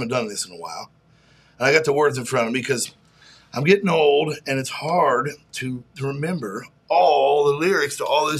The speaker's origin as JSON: {"language": "English", "town": "Hamden", "region": "Connecticut", "country": "United States", "said": "Randy's a Hamden boy. I'm from Hamden."}